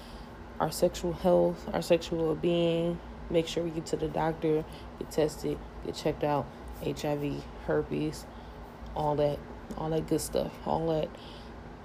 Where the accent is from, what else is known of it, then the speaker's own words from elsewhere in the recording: United States; I'm American